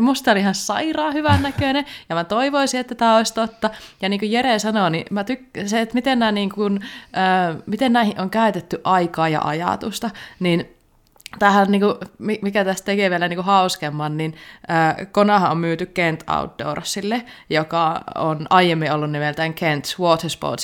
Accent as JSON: {"language": "Finnish", "region": "Savo", "country": "Finland", "said": "kun mä oon savolainen"}